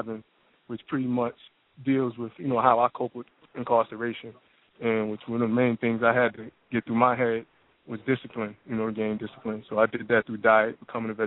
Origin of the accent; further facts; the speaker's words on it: New York City, New York, United States; moved away as an adult; now in Atlanta, United States; I'm from New York, originally Brooklyn, New York, but now I'm down in Atlanta